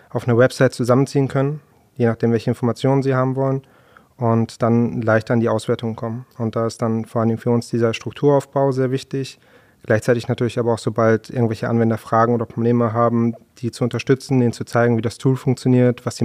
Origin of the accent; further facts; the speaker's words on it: Essen, North Rhine-Westphalia, Germany; ich komme selber aus Essen